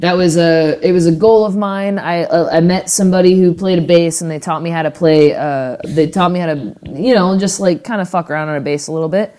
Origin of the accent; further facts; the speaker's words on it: Florida, United States; now in West Coast, United States; growing up in Florida